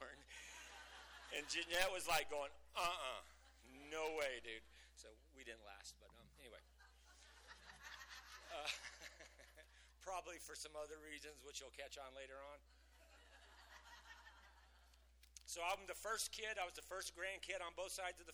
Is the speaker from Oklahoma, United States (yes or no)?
no; Lubbock, Texas, United States; I was born in Lubbock